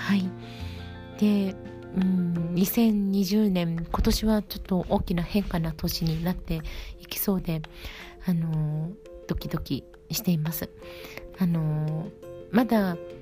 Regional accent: Edogawa, Tokyo, Japan; 地元の江戸川区まあ、実家のあります江戸川区で

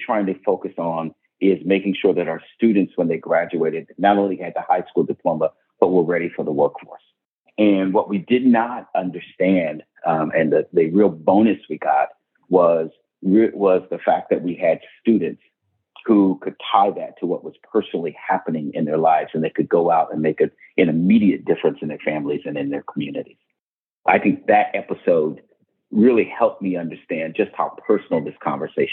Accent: Hamilton, Ohio, United States; my hometown of Hamilton, Ohio

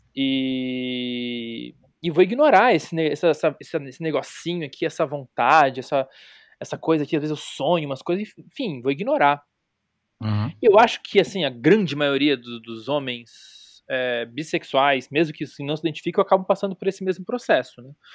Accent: Florianópolis, Santa Catarina, Brazil; eu sou de Florianópolis, eu sou dos anos 80

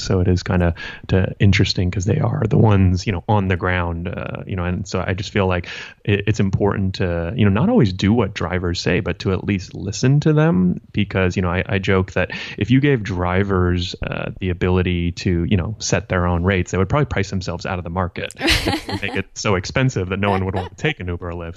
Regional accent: Santa Monica, California, United States; I grew up in Santa Monica

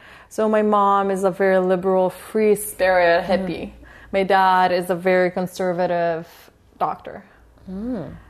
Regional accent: Poland; moved away

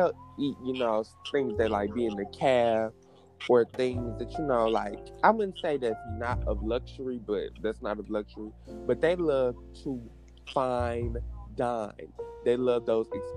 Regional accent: Columbia, United States; I'm from Columbia

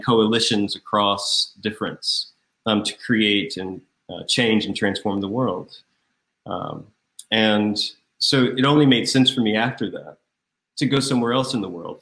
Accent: Raleigh, North Carolina, United States; moved away as an adult; also born or lived in Atlanta, Georgia / Grahamstown, South Africa; now in New York, United States; I'm from North Carolina, Raleigh, North Carolina, where I was born and reared.

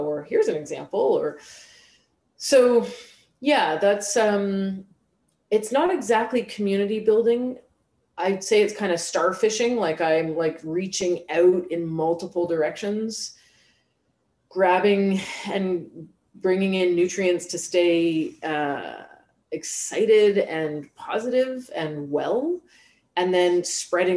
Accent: Canada; accent: Canadian; I'm speaking English with a Canadian accent

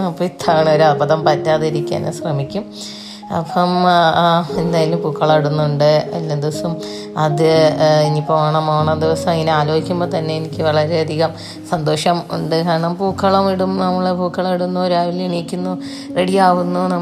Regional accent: Kozhikode, Kerala, India; now in Pathanamthitta, India; ഞാൻ ഹസ്ബൻഡിൻ്റെ എൻ്റെ വീട് പത്തനംതിട്ടയാണ് ഞാൻ കോഴിക്കോട്ടുകാരിയാണ്

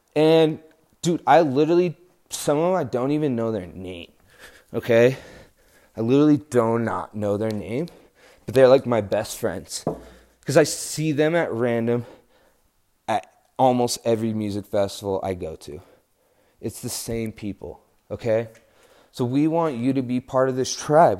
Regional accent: New Mexico, United States; I'm from New Mexico

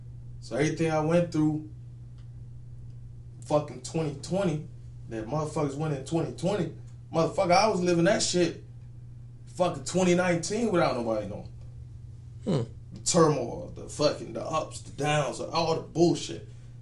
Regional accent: Memphis, Tennessee, United States; Like, I'm from Memphis to Columbus to Fayetteville.

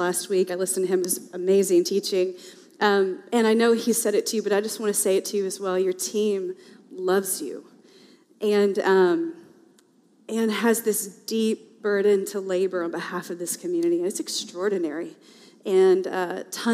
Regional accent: the South, United States; now in Portland, United States; I am a Southerner by birth

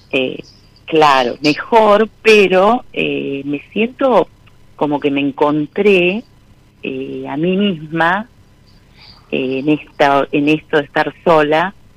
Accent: La Plata, Buenos Aires Province, Argentina; Soy de La Plata

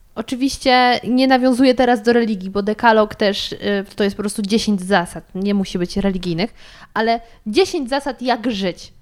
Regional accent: Sudetes, Poland; moved away; pochodzę z Sudetów

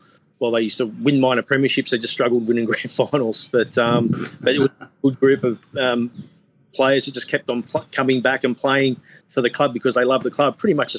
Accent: Newcastle, New South Wales, Australia; I grew up in Adamstown, so I'm an Adamstown Rosebud.

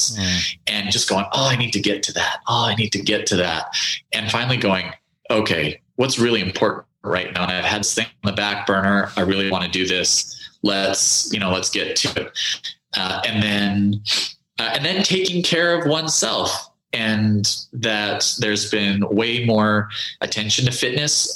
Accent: Canada; now in United States; I'm originally from Canada

